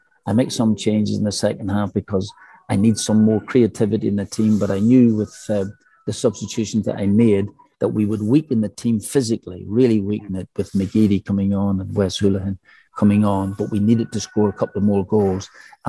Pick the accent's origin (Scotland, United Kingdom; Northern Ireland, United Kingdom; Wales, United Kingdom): Northern Ireland, United Kingdom; I'm from Northern Ireland